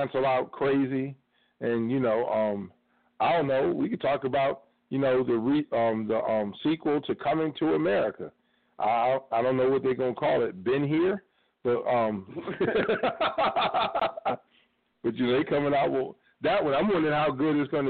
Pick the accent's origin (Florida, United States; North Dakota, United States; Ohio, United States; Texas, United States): Ohio, United States; Cleveland; I'm from Cleveland